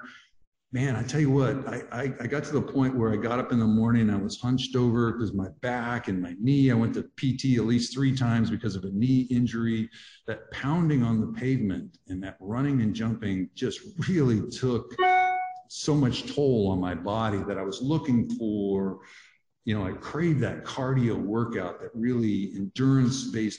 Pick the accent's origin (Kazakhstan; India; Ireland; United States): United States; Grand Coulee, Washington; the Grand Coulee Dam, which is where I grew up.